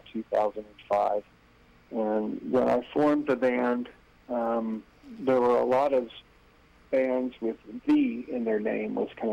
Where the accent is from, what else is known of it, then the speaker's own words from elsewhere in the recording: Charleston, South Carolina, United States; I grew up on listening to, like, the 50s and 60s oldies station in my hometown in Charleston, South Carolina